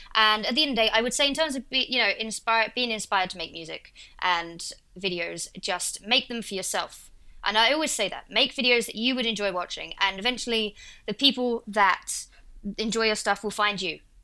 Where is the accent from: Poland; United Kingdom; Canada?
United Kingdom; Essex, East of England; accent: Essex; in my accent, I'm from a place called Essex